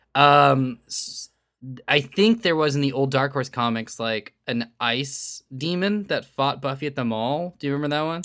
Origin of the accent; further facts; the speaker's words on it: Northern California, United States; now in Southern California, United States; growing up in Northern California, which is still in the same state